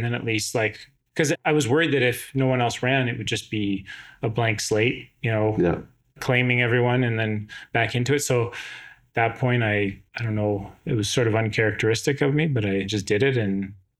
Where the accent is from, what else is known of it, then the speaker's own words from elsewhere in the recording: West Kelowna, British Columbia, Canada; I grew up in West Kelowna, or the West Side at the time.